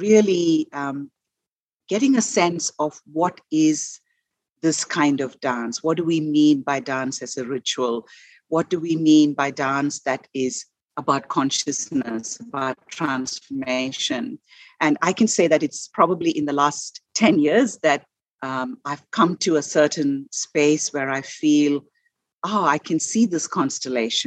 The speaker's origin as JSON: {"language": "English", "country": "India", "tie": "born or raised there", "first_language": "Malayalam", "second_language": "English", "moved": "as an adult", "said": "I was born and raised in India and lived for my first 21 years in India"}